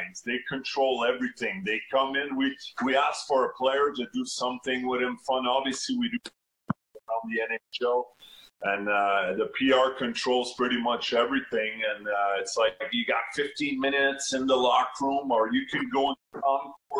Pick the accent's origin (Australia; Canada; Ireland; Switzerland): Canada; near Montreal, Quebec; born or raised there